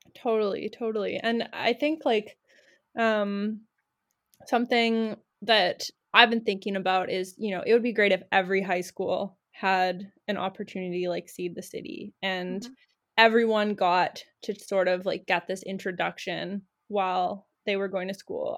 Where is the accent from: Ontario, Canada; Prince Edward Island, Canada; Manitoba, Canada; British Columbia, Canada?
Manitoba, Canada; Winnipeg; now in Victoria, Canada; I grew up in Winnipeg